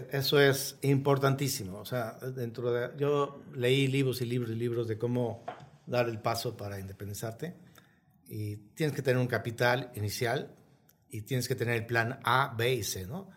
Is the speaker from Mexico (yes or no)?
yes; Mexico